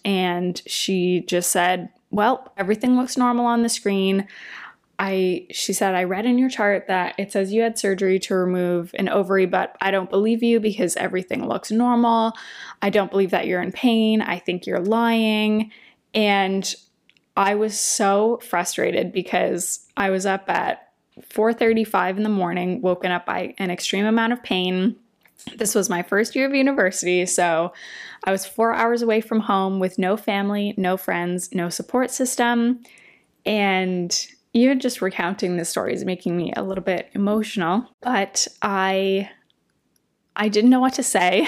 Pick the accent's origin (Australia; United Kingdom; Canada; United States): Canada; Windsor, Ontario; now in Toronto, Canada; we drove back to Windsor, my hometown